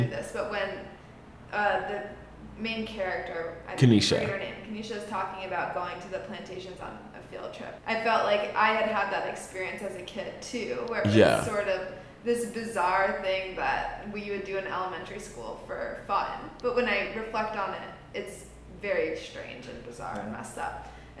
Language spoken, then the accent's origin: English; Georgia, United States; I grew up in Georgia.